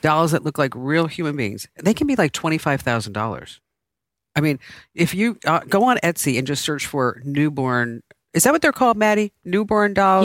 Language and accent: English; United States; also born or lived in New York; growing up in New Jersey and New York